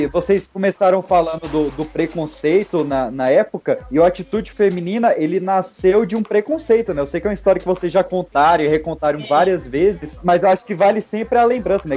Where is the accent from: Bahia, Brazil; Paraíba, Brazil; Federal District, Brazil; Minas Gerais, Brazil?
Federal District, Brazil; Recanto das Emas; nas ruas do Recanto das Emas, onde eu cresci